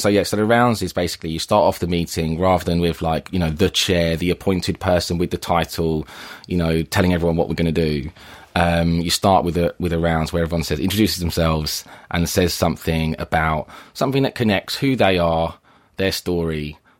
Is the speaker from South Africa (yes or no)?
no; Forest Hill, London, United Kingdom; I grew up in Forest Hill in southeast London.